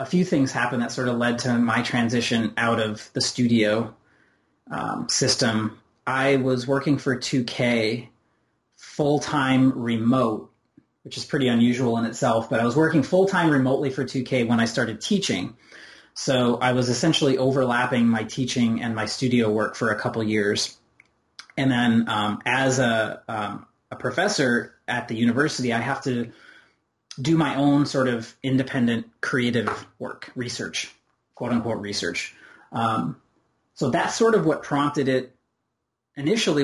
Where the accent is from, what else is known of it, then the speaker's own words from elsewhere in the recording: Rochester, New York, United States; moved away as an adult; now in Indiana, United States; I grew up in Rochester, New York